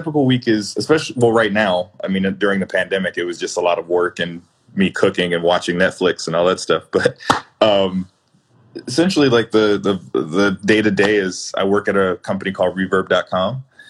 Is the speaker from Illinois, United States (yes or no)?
yes; Chicago, Illinois, United States; Both city and suburbs. I'm currently in the city now. I'm in North Center.